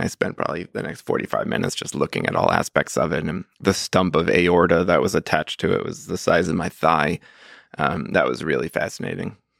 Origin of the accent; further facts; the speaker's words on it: New Jersey suburbs, United States; now in Philadelphia, United States; I'm from the New Jersey suburbs